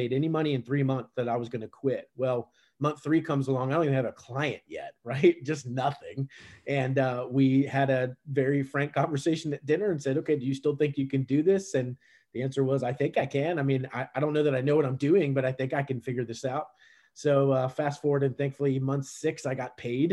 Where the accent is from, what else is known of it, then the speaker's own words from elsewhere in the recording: Richmond, Virginia, United States; I grew up in Richmond, Virginia, the capital of Virginia